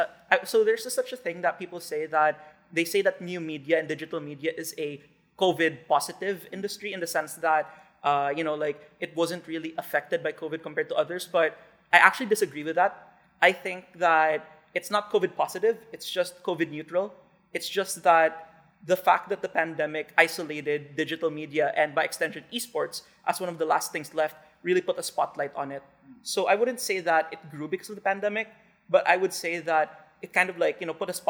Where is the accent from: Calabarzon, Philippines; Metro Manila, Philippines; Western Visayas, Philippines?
Western Visayas, Philippines; also born or lived in Seattle, United States; I'm 21, and I'm currently a student at the University of Washington in Seattle. So I grew up here in the Philippines for most of my life, spent 18 years here, went to high school at Philippine Science High School in Haro.